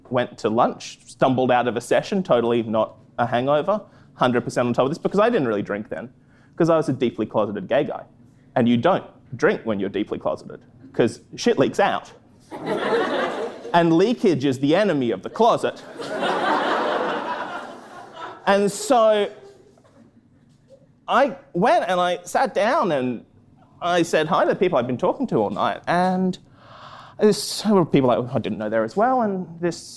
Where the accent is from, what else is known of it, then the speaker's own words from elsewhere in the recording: Australia; moved away; I'm from Australia. I'm from a small town in Australia